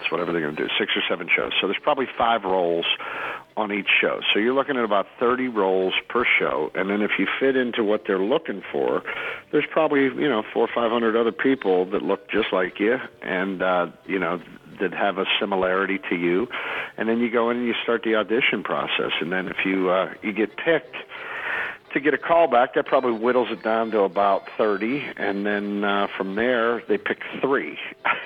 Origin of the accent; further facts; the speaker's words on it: Pittsburgh, Pennsylvania, United States; moved away as an adult; now in Los Angeles, United States; I call my hometown rock station every Tuesday morning.